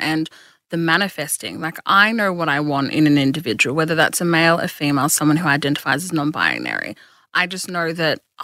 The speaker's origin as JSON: {"language": "English", "town": "Geelong", "region": "Victoria", "country": "Australia", "said": "from Geelong who does cool shit"}